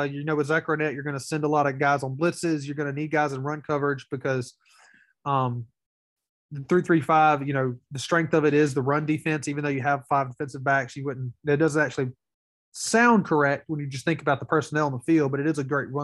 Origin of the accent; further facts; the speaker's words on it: Wesson, Mississippi, United States; I'm from Wesson